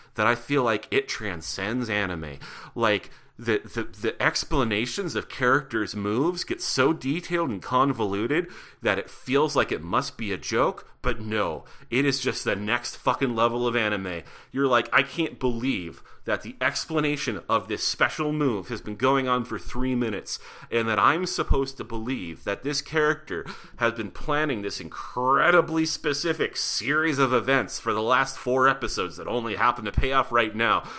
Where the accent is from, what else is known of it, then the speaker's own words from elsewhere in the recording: Butte, Montana, United States; I grew up in Butte, Montana